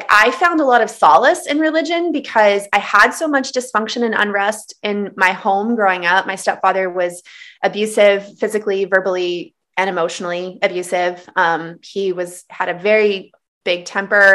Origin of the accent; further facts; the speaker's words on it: Texas Panhandle, United States; I was raised in the Texas Panhandle. I grew up in the Bible Belt in the South